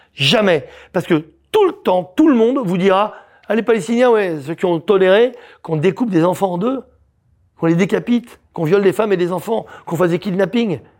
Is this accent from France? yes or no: yes; France; on est français tous les deux, tous les trois